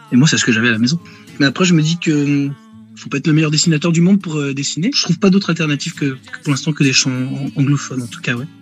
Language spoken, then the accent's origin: French; Rennes, Brittany, France; je suis natif de Rennes, hein, voilà, je vis dans la région rennaise encore aujourd'hui